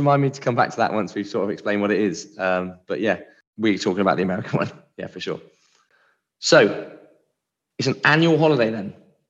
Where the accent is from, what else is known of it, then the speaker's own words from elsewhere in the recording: United Kingdom; also born or lived in United States; being British